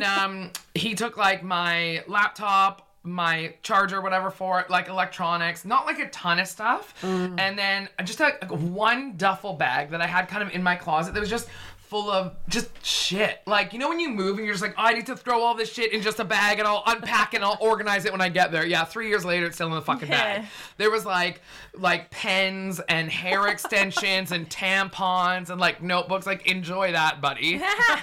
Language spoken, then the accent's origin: English; Vancouver, British Columbia, Canada; moved away as an adult; also born or lived in Toronto; now in London, United Kingdom; I'm from Vancouver